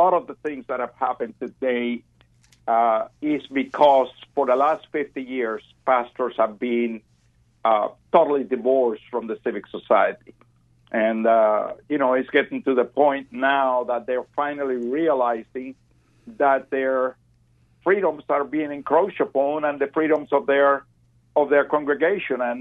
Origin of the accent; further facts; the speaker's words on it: Cuba; moved away as an adult; now in Texas, United States; I came from Cuba about 60 years ago.